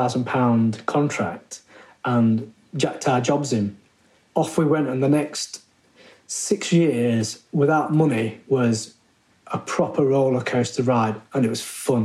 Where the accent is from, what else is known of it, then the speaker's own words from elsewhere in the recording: Derby, East Midlands, United Kingdom; moved away as an adult; also born or lived in Liverpool / Leeds; I was born in Derby in 1967. My parents are from India. I've got two older siblings. And I suppose culturally, I come from an inner city area in Derby